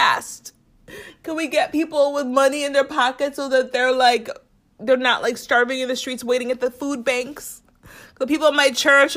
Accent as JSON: {"language": "English", "country": "United States", "tie": "born or raised there", "said": "I'm an American. I'm, you know, born and raised here"}